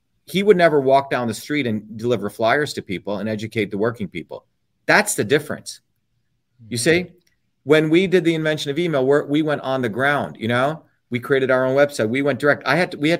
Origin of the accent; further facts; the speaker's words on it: India; moved away; When I was growing up in India